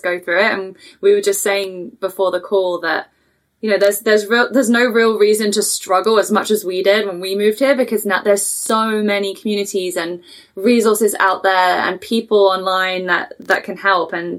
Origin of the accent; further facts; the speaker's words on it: England, United Kingdom; moved away as an adult; also born or lived in Toronto area; now in Canada; I'm from England.